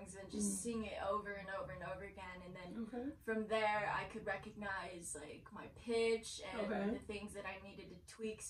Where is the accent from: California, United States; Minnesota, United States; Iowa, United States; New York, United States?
California, United States; West Covina; also born or lived in Fontana, California; I was born in West Covina.